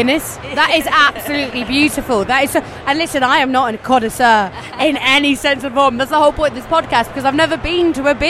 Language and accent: English; United Kingdom; moved away; I'm British